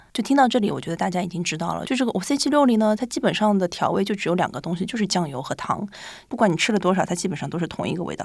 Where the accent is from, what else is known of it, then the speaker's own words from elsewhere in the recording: Shanghai, China; now in Japan; 虽然我是上海人